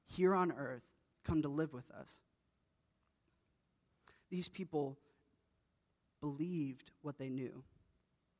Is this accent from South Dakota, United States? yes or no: no; Indiana, United States; I grew up in Indiana, which is the Midwest